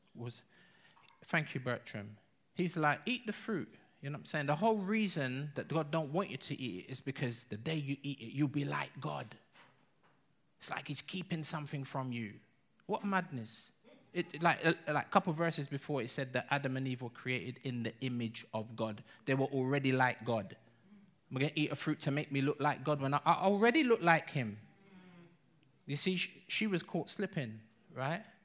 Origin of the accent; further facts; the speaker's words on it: London, United Kingdom; we're English. We're London